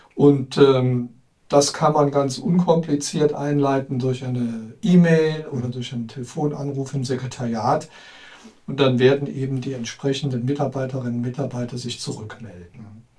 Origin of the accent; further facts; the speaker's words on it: Trier, Rhineland-Palatinate, Germany; Ich bin gebürtiger Trierer